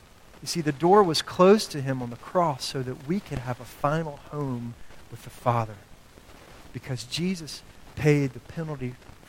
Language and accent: English; the South, United States; I grew up in the South.